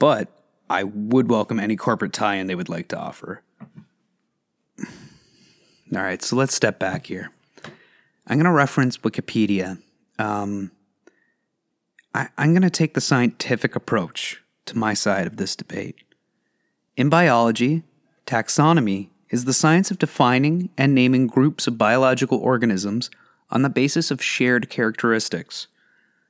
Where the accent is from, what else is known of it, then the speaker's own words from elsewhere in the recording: Canada; As a Canadian